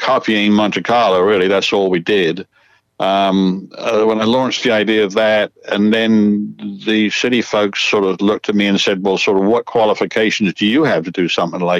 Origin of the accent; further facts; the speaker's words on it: England, United Kingdom; moved away; I was from England